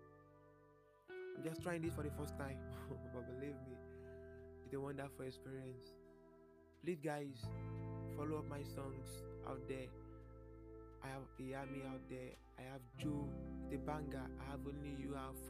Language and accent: English; Lagos, Nigeria; was born and brought up in Nigeria